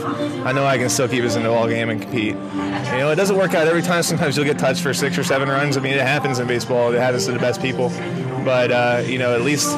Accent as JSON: {"language": "English", "region": "Oklahoma", "country": "United States", "tie": "born or raised there", "said": "growing up in Oklahoma"}